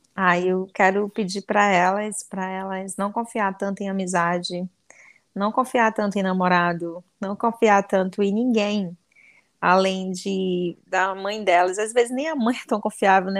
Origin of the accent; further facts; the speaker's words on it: Anori, Amazonas, Brazil; no interior do Amazonas, vai ser lá em Anori, onde eu nasci